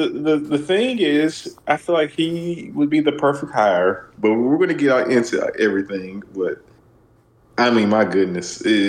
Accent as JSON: {"language": "English", "region": "the South", "country": "United States", "said": "We're from the South."}